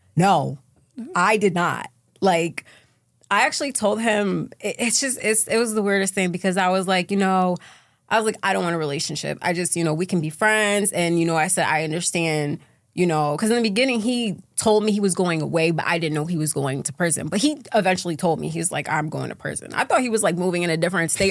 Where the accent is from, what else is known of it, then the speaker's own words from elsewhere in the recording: Syracuse, New York, United States; So I'm from Syracuse, New York. That's where I grew up.